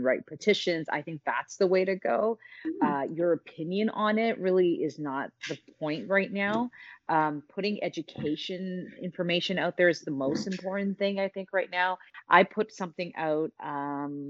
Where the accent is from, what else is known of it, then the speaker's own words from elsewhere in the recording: Canada; We're so Canadian